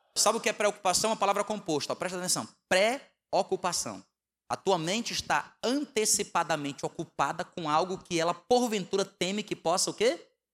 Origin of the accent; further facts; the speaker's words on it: Northeast Region, Brazil; moved away; also born or lived in Southeast Brazil; Nós somos nordestinos, né? Fomos criados no feijão e na farinha. Então, quando a gente foi morar no Sudeste